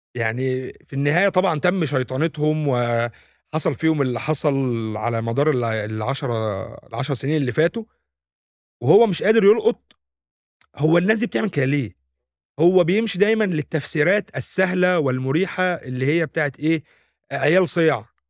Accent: Egypt; احنا كمصريين

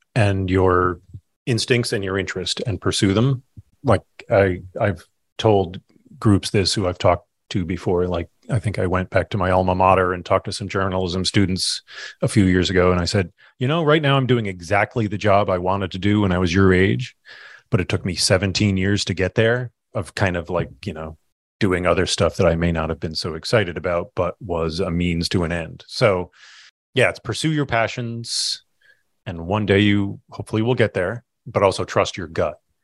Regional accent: Kinderhook, New York, United States; moved away as an adult; now in Burlington, United States; I grew up in Kinderhook, New York

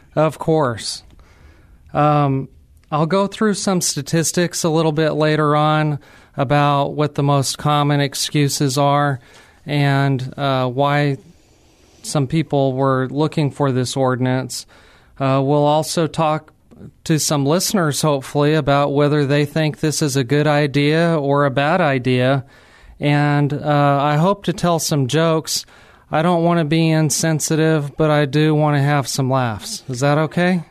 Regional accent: New Mexico, United States; moved away as an adult; now in San Antonio, United States; I'm actually from New Mexico, not Old Mexico, New Mexico.

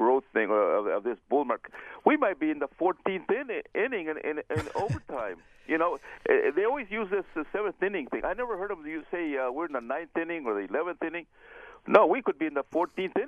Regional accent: California, United States; moved away; I'm from California, and I used to do real estate up there

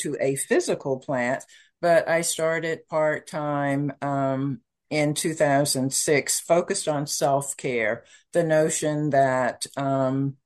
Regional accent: Kansas City, Missouri, United States; moved away; also born or lived in Malindi, Kenya; I am the firstborn from Kansas City, Missouri

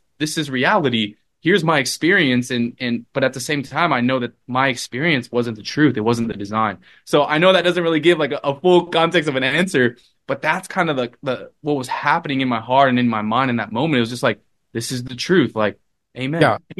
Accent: Los Angeles, California, United States; from Los Angeles where I grew up to school in San Diego, I kind of just uprooted from

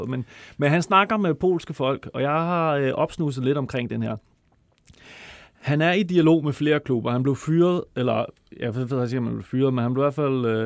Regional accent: Copenhagen, Capital Region of Denmark, Denmark; Jeg er fra Østerbro.

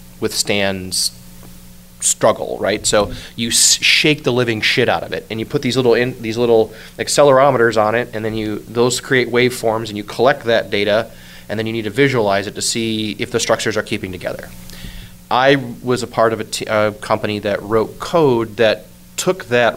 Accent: Detroit, Michigan, United States; I'm originally from Detroit and grew up there

